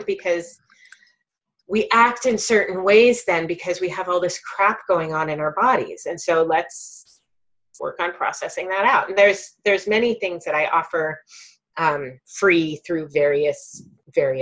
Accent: United States; as a white person growing up in the United States

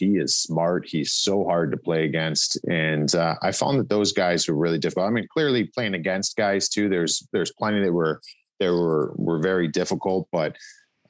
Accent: Cleveland, Ohio, United States; moved away; also born or lived in Western Pennsylvania; I grew up in Cleveland and there really wasn't many people from there prior.

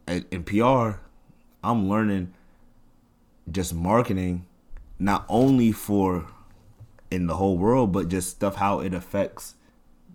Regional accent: New York City, New York, United States; also born or lived in Washington, D.C.; I come from Section 8 growing up, you feel me? Like, mm-hmm. we come from, I'm not gonna say the trenches, but we ain't come from nothing, like, you feel me? Free lunch, we ain't came from nothing too nice. Mm-hmm. And especially being from here, from, you know, Queens

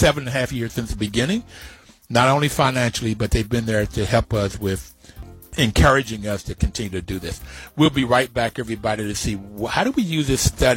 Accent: Bluefield, West Virginia, United States; I grew up in Bluefield, West Virginia, with a working poor family

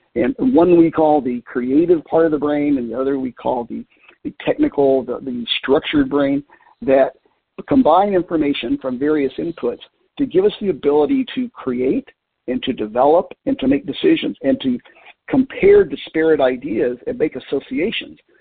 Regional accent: Middlesboro, Kentucky, United States; Appalachia, where I grew up in southeast Kentucky, um, starting with uh, my hometown school in Middlesboro, Kentucky

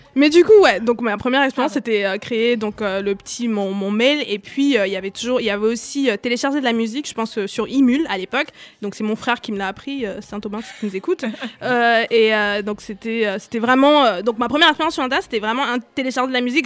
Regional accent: Cameroon; moved away; j'ai grandi au Cameroun

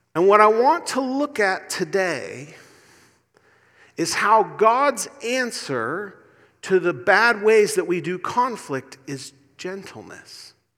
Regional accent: Indiana, United States; accent: Indiana; moved away; My Indiana accent

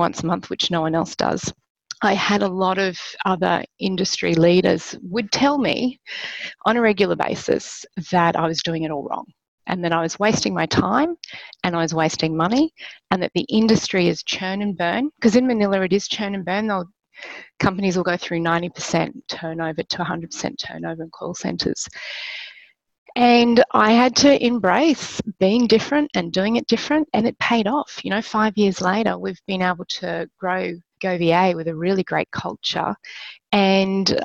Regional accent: Australia; moved away as an adult; now in Philippines; I'm Australian

